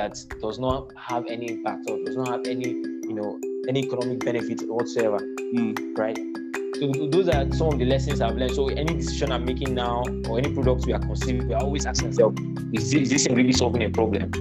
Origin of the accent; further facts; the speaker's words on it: Nigeria; being a Nigerian student